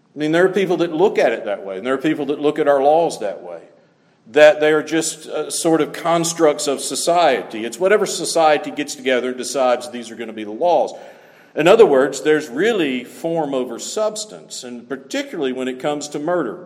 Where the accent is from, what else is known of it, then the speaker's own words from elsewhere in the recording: the South, United States; moved away; growing up in the South is one thing